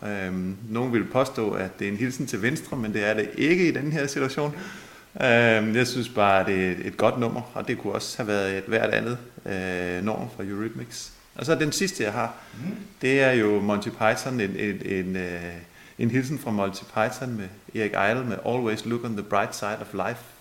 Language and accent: Danish; Holbæk, Zealand, Denmark; jeg er jo født her i Holbæk. Uh, vi boede uden for Holbæk i Bredetved, der boede jeg sammen med mine forældre